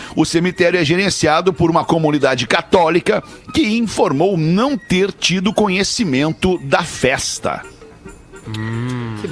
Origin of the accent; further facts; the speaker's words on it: Brazil; eu sou brasileiro, né? Sou brasileiro